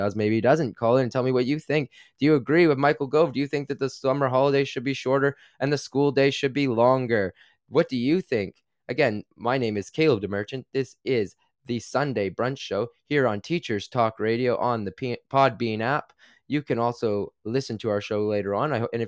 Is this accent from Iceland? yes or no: no; Canada; now in United Kingdom; And as a Canadian, that can be really tough on me. I like the cold. I actually grew up in, you know, very cold temperatures.